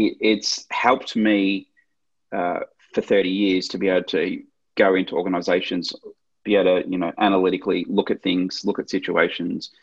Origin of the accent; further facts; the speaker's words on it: Melbourne, Victoria, Australia; I grew up in Melbourne